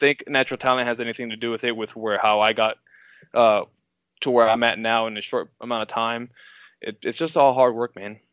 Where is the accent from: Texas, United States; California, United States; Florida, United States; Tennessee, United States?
Florida, United States; Miami; moved away as an adult; also born or lived in Quincy, Illinois; now in Missouri, United States; growing up, I'm from Miami, Florida